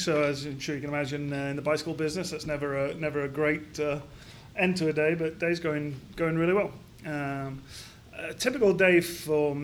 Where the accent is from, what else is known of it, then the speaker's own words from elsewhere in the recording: Crofton, Yorkshire and the Humber, United Kingdom; also born or lived in Edinburgh, Scotland; now in Columbus, United States; I grew up in Yorkshire in the north of England in a very small mining town called Crofton